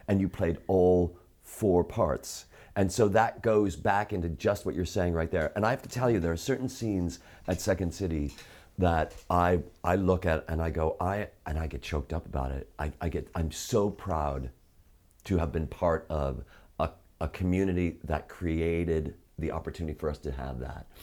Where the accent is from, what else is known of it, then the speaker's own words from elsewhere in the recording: Chicago, Illinois, United States; I'm from Chicago